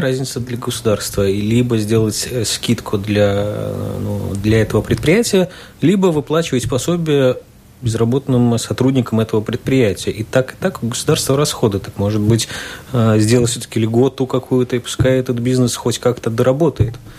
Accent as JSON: {"language": "Russian", "town": "Rēzekne", "region": "Latgale", "country": "Latvia", "said": "я человек из Резакна"}